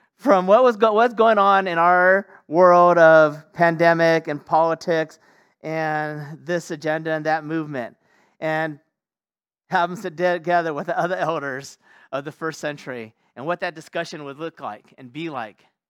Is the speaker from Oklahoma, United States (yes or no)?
no; California, United States; moved away; my home state of California